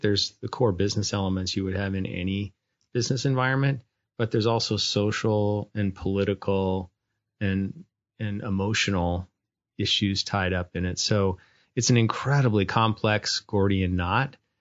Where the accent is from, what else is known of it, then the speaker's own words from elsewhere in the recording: North Dakota, United States; moved away; I grew up was born and raised in North Dakota